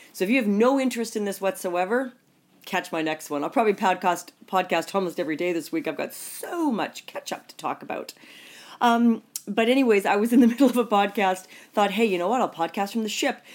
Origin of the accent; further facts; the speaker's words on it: Canada; I'm Canadian